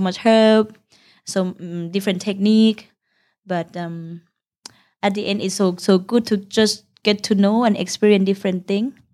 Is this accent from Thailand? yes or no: yes; Udon Thani, Thailand; English is a second language; now in Bangkok, Thailand; we come from Udontani, the northeastern part of Thailand, uh, which is near Laos